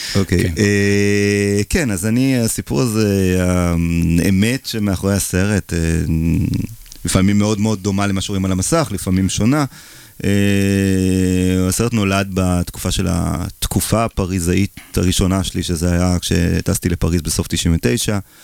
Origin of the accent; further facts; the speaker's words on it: Israel; also born or lived in Paris, France; אני ישראלי